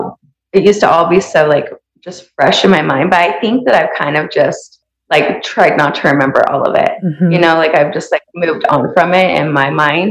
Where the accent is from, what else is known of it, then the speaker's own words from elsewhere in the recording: Santaquin, Utah, United States; where I grew up in Santa Quin